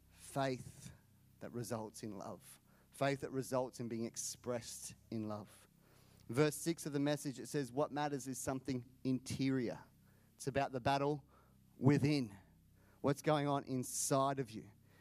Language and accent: English; India; born there; Not bad for someone born in India. It's true. I was born in India. Got a Canadian mum, Australian dad.